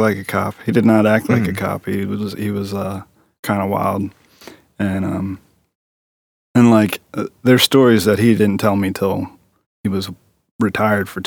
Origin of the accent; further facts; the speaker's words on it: Fullerton, Maryland, United States; I grew up in Overly Fullerton, right in this area, like probably another 5 miles from here, 10 miles tops.